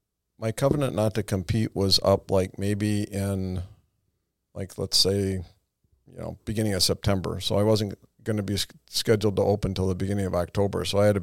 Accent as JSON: {"language": "English", "town": "Madison", "region": "Wisconsin", "country": "United States", "tie": "born or raised there", "moved": "yes", "said": "hometown, my parents still live there"}